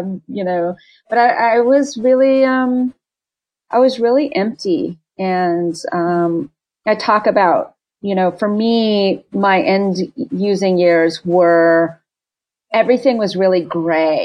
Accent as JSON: {"language": "English", "region": "California", "country": "United States", "tie": "born or raised there", "said": "I'm from California, born and raised in California"}